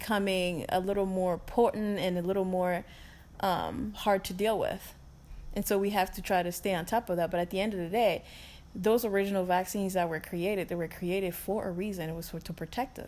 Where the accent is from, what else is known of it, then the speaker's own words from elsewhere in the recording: Minnesota, United States; I'm from Minnesota